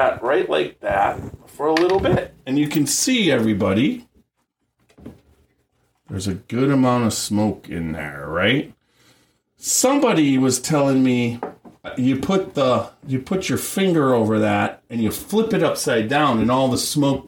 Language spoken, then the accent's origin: English; Wisconsin, United States; moved away; I'm from Wisconsin initially